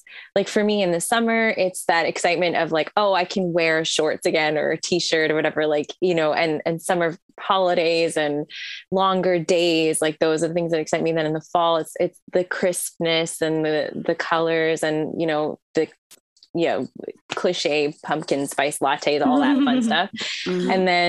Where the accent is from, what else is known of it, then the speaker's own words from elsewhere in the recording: India; born there; also born or lived in Middle East; So I was born in India, and then I grew up till I was about almost 12. I lived in the Middle East